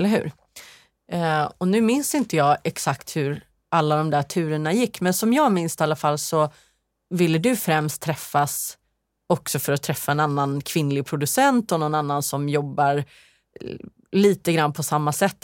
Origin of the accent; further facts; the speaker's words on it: Sweden; moved away; hemma i Sverige